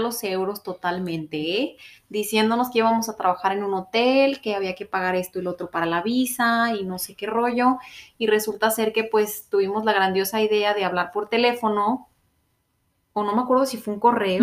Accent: Mexico; moved away as an adult; also born or lived in Orlando, Florida; now in Canada; yo tenía que regresar a México

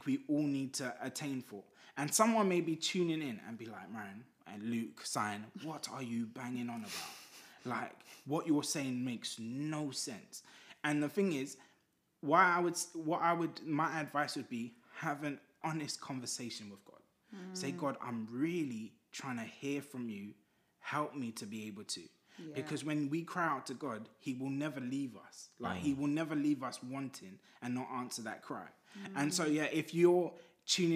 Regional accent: Zimbabwe; I'm from Zimbabwe. The beat of an African drum, it just is in me.

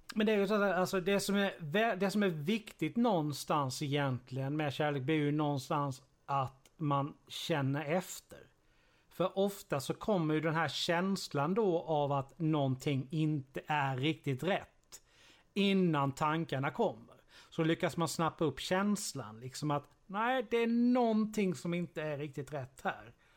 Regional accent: Sweden; som infödd svensk

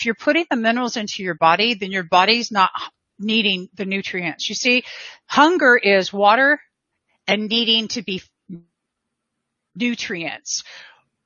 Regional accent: Southern California, United States; I am from Southern California

